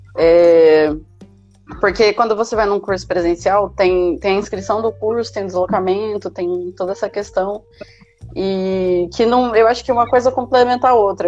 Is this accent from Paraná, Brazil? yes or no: yes; Maringá, Paraná, Brazil; eu sou aqui de Maringá mesmo